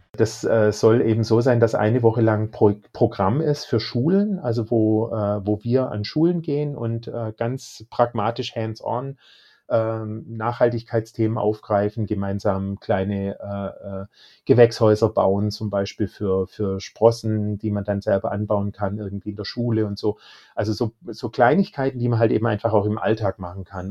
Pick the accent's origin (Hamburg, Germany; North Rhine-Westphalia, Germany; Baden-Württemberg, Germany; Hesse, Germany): Baden-Württemberg, Germany; Ich bin aus Baden-Württemberg, da wird man sozusagen mit Fleisch auch großgezogen